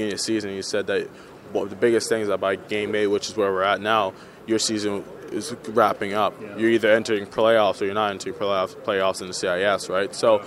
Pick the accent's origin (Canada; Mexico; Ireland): Canada; being Canadian